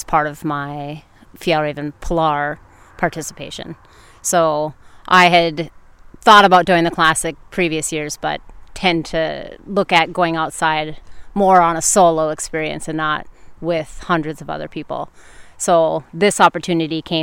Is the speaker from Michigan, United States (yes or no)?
yes; Michigan's Upper Peninsula, United States; moved away; I am originally from Michigan's Upper Peninsula